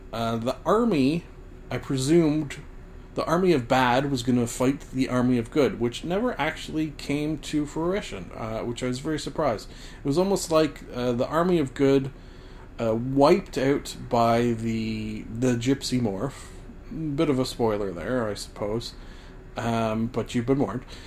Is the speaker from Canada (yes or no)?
yes; Canada; also born or lived in Scotland (ancestry); as a Canadian like myself